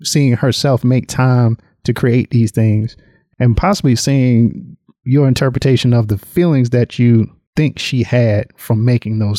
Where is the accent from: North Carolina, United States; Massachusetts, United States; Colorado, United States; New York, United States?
North Carolina, United States; now in Atlanta, United States; I grew up in North Carolina